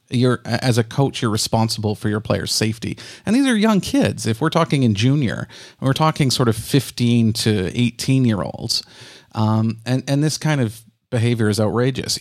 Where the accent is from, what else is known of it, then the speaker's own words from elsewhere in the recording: Canada; I'm a Canadian